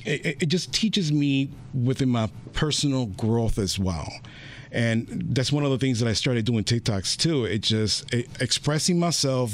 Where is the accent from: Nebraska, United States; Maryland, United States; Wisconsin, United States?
Wisconsin, United States; Milwaukee; also born or lived in West Allis, Wisconsin / New York; growing up in Milwaukee